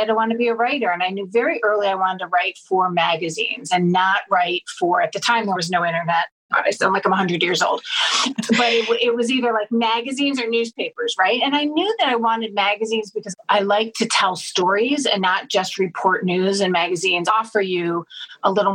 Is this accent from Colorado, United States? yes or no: no; Cleveland, Ohio, United States; moved away; also born or lived in Michigan; I'm from Cleveland, so is my husband originally